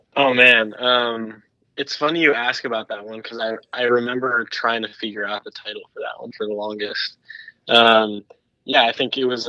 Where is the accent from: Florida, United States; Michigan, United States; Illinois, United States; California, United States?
California, United States; Los Angeles; I grew up in Laurel Canyon